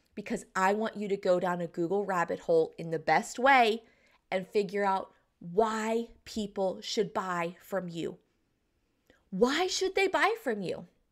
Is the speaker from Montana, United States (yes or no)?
no; Southeastern North Carolina, United States; I'm from the South. I'm from Southeastern North Carolina and I live in the Bible Belt here